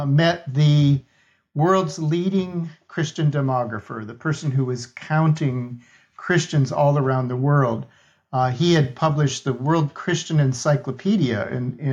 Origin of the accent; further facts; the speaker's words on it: Minnesota, United States; I grew up in Minnesota, Scandinavian background